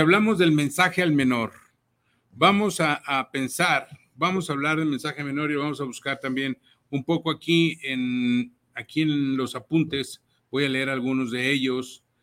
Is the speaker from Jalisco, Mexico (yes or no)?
yes; Jalisco, Mexico; la zona Jalisco es mi, es mi cuna, es donde yo nací